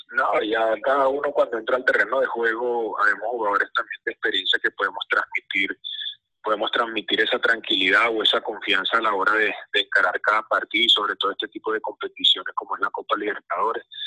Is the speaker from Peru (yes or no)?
no; Venezuela; nosotros como país, como fútbol venezolano